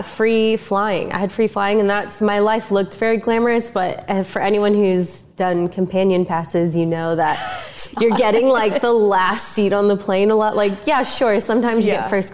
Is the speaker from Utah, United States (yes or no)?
no; Pleasant Hill, Oregon, United States; moved away as an adult; also born or lived in Boulder, Colorado; I'm from Pleasant Hill, Oregon, which is way out in the country